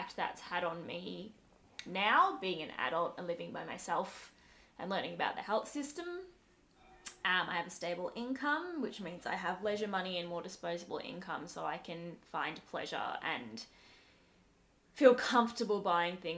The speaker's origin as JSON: {"language": "English", "country": "Australia", "tie": "born or raised there", "said": "I definitely identify as Australian, and not Sri Lankan. I was born and brought up here"}